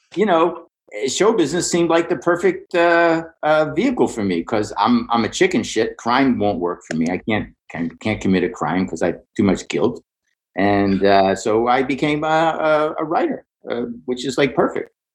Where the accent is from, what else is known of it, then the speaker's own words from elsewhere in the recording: Pittsburgh, Pennsylvania, United States; I grew up in Pittsburgh